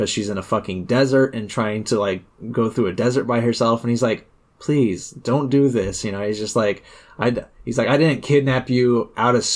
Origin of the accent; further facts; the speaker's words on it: United States; as an American